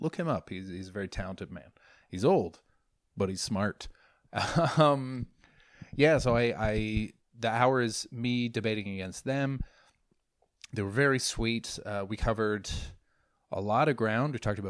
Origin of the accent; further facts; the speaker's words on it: Canada; I'm Canadian, by the way. Don't hate. If there are any Americans on here, I love you.